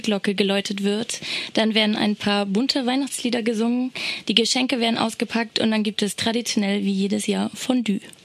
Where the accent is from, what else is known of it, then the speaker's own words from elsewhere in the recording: Hamburg, Germany; ich komme aus Hamburg